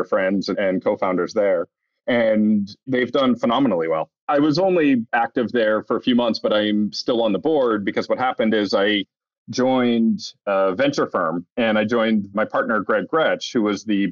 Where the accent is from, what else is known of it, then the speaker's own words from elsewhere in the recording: New Hampshire, United States; moved away as an adult; also born or lived in Boston; I grew up in New Hampshire, part of a nerdy engineering family